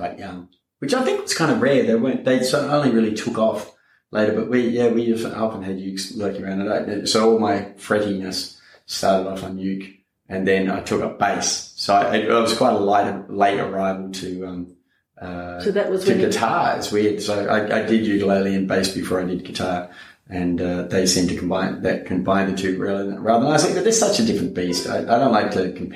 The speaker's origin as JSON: {"language": "English", "town": "Canberra", "region": "Australian Capital Territory", "country": "Australia", "tie": "born or raised there", "also_born_or_lived": "Melbourne, Victoria", "said": "then we moved from Melbourne to Canberra, and around the corner from our house was the Farrens brothers"}